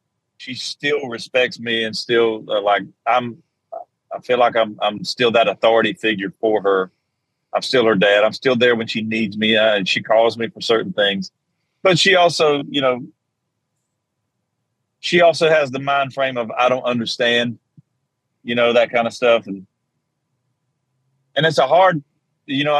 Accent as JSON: {"language": "English", "region": "South Georgia", "country": "United States", "tie": "born or raised there", "said": "I was strong Southern Baptist growing up in South Georgia."}